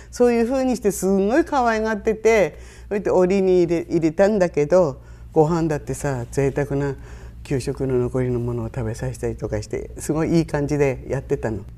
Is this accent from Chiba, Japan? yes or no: no; Shiraoi, Hokkaido, Japan; 生まれも育ちも白老